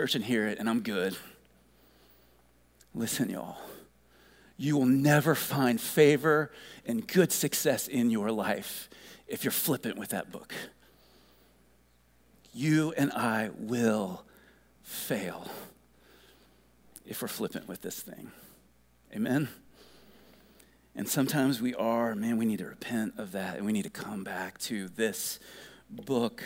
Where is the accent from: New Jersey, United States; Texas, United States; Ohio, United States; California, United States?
Ohio, United States; growing up in Ohio